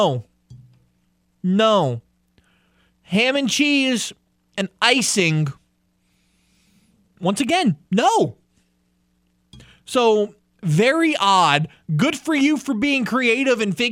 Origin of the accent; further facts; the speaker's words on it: Louisiana, United States; I am from Louisiana. I've lived here my entire life.